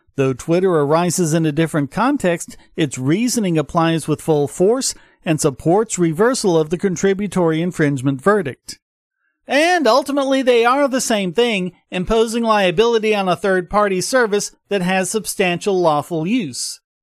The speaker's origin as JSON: {"language": "English", "region": "the South", "country": "United States", "said": "I'm from the South"}